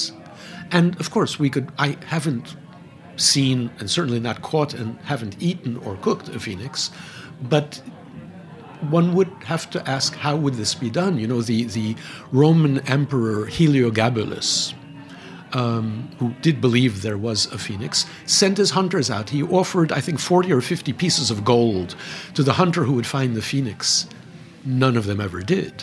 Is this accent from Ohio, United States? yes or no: no; New York, United States; also born or lived in Manhattan; I was born in the South Bronx. I live in Manhattan. I've taught all my life in Manhattan.